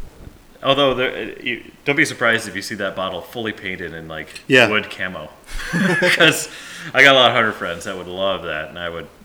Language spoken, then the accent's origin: English; Midwest, United States; moved away as an adult; now in Montana, United States; I come from the Midwest.